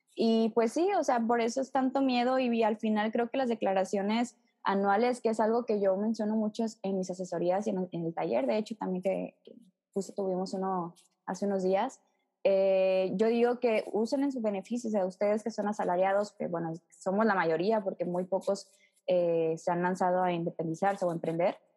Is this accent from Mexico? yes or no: yes; Mexico; nuestra obligación como mexicanos